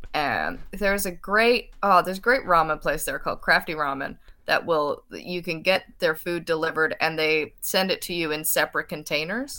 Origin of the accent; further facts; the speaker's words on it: St. John's, Newfoundland and Labrador, Canada; grew up in Saint John's, Newfoundland